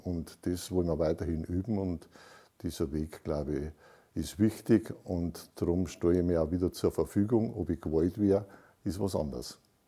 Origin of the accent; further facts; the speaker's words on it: Heusbach, Germany; ich bin aufgewachsen in der Pfarrei, das ist meine Heimat und äh, ich versuche, dass eine Kirche weiterhin in meinem Dorf, also in Heusbach, äh, Heimat bietet